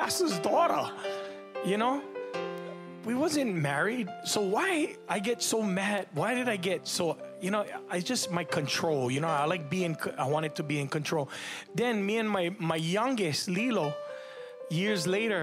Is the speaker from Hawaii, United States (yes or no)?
yes; Waianae, Hawaii, United States; also born or lived in Makaha; I grew up in Waianae. I grew up in Makaha.